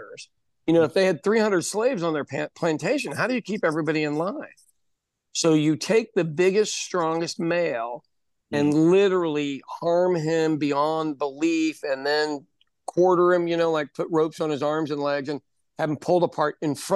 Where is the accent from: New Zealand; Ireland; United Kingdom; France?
Ireland; now in United States; for me, being Irish, that was the only way we could fight the English is get a good education and then not stay in Ireland, you know, come to America